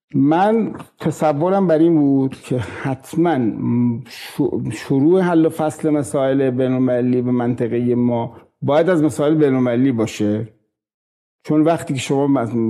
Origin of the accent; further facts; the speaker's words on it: Iran; من به عنوان یک ایرانی